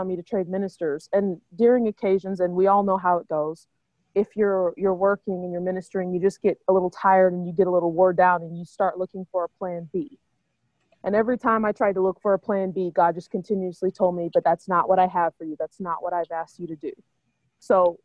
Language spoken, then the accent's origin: English; Oklahoma, United States; moved away as an adult; now in St. Paul, United States; I grew up in Oklahoma.